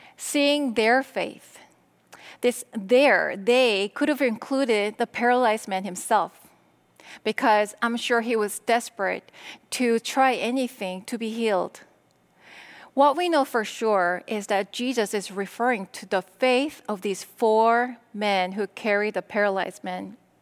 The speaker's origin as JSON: {"language": "English", "country": "South Korea", "tie": "born or raised there", "second_language": "English", "moved": "as an adult", "lives_now": "United States", "said": "I was born and raised in Korea. In my mid-twenties, I decided that I wanted to go to America"}